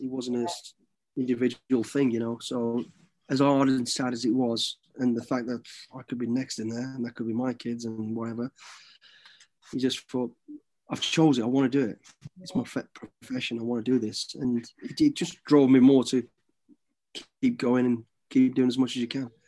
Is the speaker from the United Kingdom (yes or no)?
yes; Midlands, United Kingdom; growing up in the Midlands